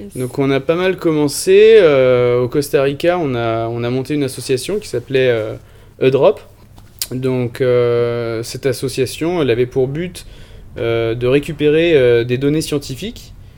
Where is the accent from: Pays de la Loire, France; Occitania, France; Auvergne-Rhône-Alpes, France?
Pays de la Loire, France; Vendée; Je viens de Vendée, donc euh, j'étais toujours proche de la côte. J'ai passé beaucoup de temps proche de la mer, sur les rochers, à pêcher avec mon grand-père des tout petits